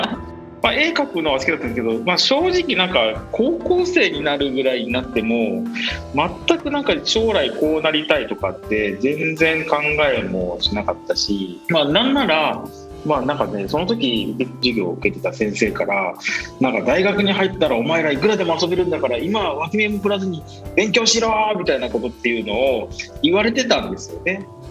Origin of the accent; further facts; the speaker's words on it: Miyazaki, Japan; 僕はですねもともと出身の宮崎で宮崎県のまあ固い中で育った